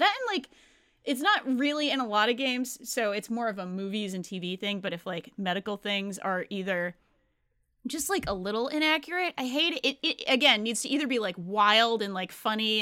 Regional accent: Rhode Island, United States; I grew up in Rhode Island. It's a pretty blue state

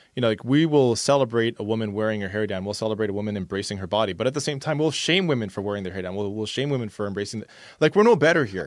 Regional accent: Canada; somebody who is born in Canada and is a person of color

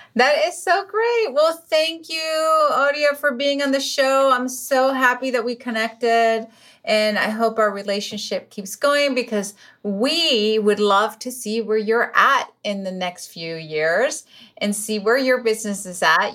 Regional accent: Venezuela; English is a second language; moved away; I was born in Venezuela, so English is my second language

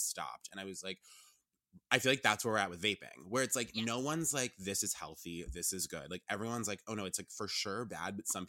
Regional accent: Rhode Island, United States; also born or lived in Vermont; because I moved from Rhode Island to Vermont. Like, I had a lot of Rhode Island friends

